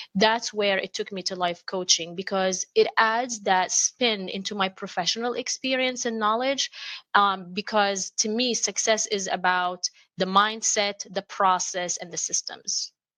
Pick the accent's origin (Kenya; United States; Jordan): Jordan; Amman, Amman Governorate; moved away; I grew up in Amman, Jordan